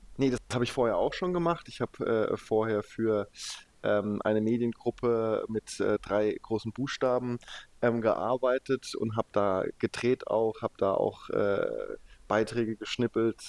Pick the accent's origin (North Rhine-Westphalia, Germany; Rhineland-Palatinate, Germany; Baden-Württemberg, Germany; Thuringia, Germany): Baden-Württemberg, Germany; Leimen; also born or lived in Heidelberg / Stuttgart; ich bin in Heidelberg geboren und dann aber in, in der Boris-Becker-Stadt sozusagen, in Leimen Nein, aufgewachsen